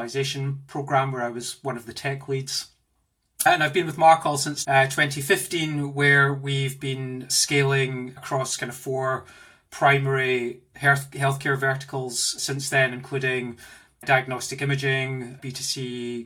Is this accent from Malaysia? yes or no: no; Glasgow, Scotland, United Kingdom; moved away as an adult; also born or lived in Australia / Indonesia / Germany; now in London, United Kingdom; You can probably hear from my accent that I'm not originally from here. I'm from Glasgow